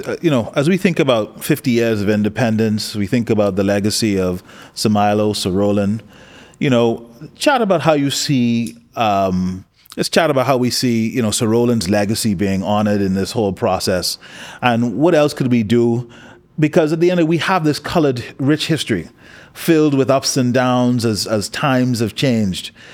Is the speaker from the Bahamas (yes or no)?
yes; Bahamas